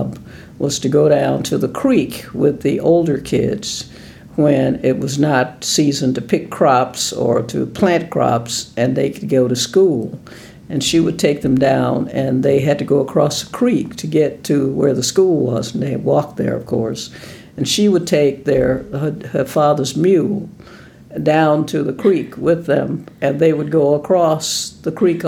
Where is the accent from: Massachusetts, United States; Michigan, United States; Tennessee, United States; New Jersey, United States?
Tennessee, United States; Nashville; I'm from Nashville, Tennessee, Davidson County, and I grew up in a very poor family